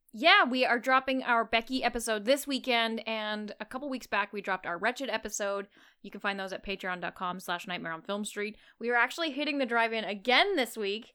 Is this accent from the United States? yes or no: no; Canada; accent: Canadian